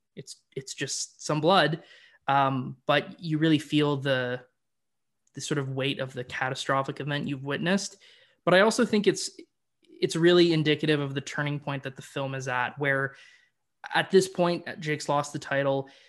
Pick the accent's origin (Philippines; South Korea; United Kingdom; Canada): Canada; I'm a Canadian boy